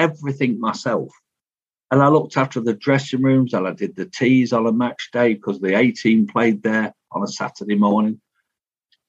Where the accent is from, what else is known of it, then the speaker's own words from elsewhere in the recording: Leicester, East Midlands, United Kingdom; I'm from Leicester.